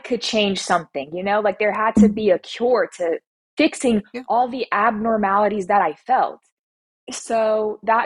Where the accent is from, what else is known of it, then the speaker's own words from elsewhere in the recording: Atlanta, Georgia, United States; I'm 23 years old, and I'm from Atlanta, Georgia.